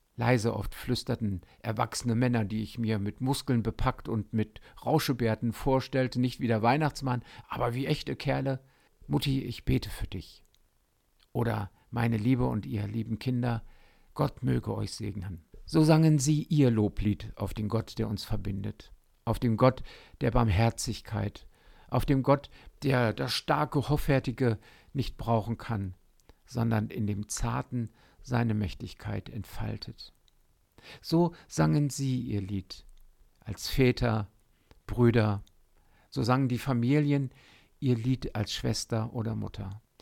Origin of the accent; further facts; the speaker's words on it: Otterndorf, Lower Saxony, Germany; in Otterndorf an der Küste, an der Nordsee, wo ich aufgewachsen bin